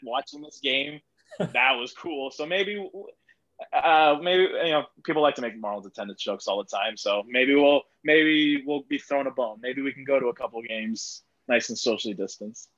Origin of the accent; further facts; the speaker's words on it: Miami Gardens, Florida, United States; I grew up like 10 minutes away from the old stadium, Joe mm-hmm. Robbie slash Sun Life slash Dolphin Stadium